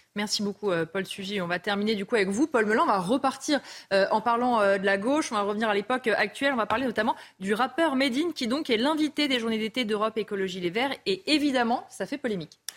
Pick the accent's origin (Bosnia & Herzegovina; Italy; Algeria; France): France; chez nous en France